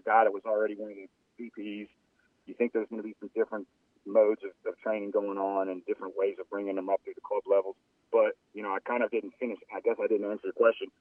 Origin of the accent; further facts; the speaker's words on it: New Orleans, Louisiana, United States; I played soccer in high school uh, growing up in New Orleans